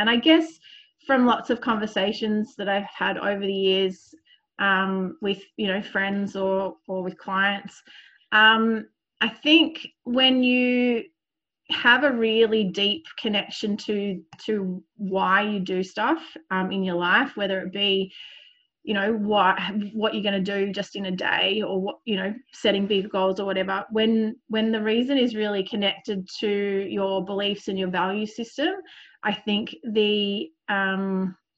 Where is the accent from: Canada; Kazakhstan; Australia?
Australia; Sydney, New South Wales; I grew up in Sydney